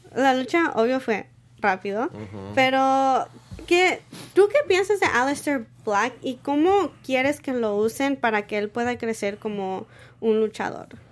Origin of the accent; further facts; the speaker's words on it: Mexico; now in San Diego, United States; yo como soy mexicana